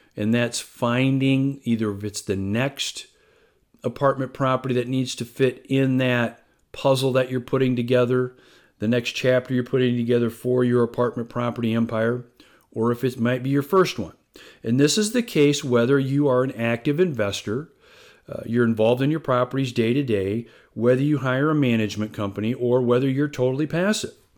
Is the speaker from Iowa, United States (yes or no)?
yes; Algona, Iowa, United States; I grew up in small town Iowa. I'm originally from Algona, uh, which is a small town in north central Iowa.